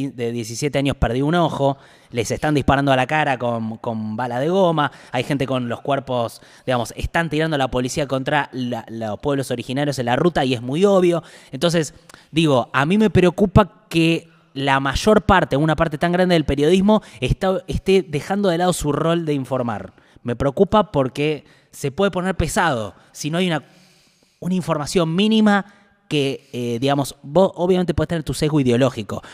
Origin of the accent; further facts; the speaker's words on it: Buenos Aires, Argentina; yo soy eh, porteño